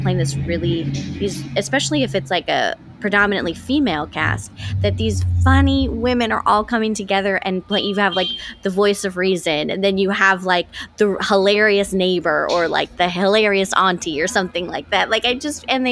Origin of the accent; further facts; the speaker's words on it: the Bay Area, California, United States; I love the Bay Area